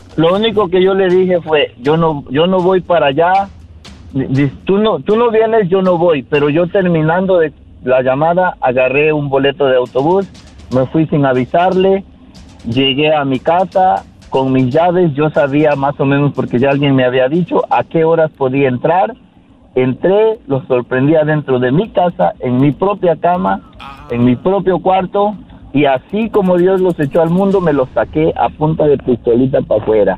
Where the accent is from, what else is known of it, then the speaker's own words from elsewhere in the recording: Mexico; moved away as an adult; now in United States; yo vine de allá de México para acá